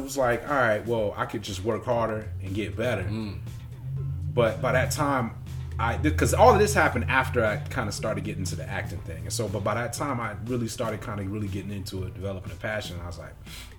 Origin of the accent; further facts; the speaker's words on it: Chicago, Illinois, United States; 91st and East End. So for all you Chicago folks listening, I'm 91st and East End, right off of Stony.